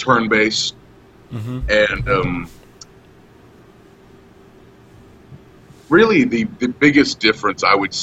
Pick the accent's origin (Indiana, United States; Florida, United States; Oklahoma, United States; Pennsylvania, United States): Oklahoma, United States; I'm from Oklahoma.